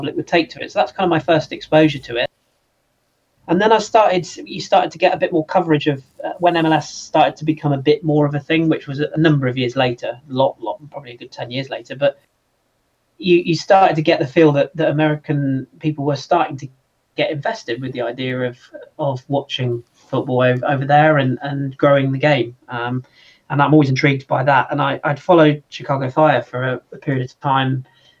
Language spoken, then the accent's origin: English; London, United Kingdom; moved away; grew up in the Arsenal sort of area of North London when I was very young